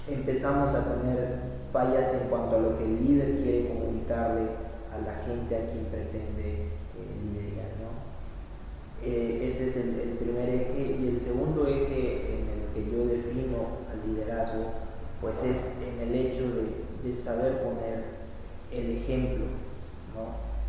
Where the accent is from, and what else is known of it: Mexico